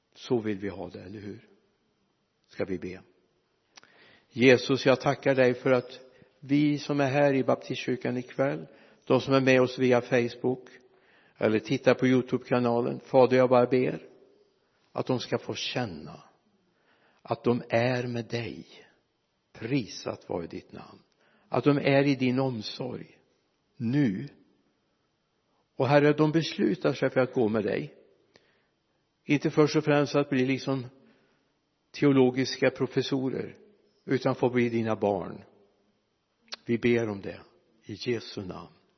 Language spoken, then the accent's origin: Swedish; Sweden; när jag växte upp hemma i en handelsträdgård inte så många mil härifrån fem, sex mil härifrån växte jag upp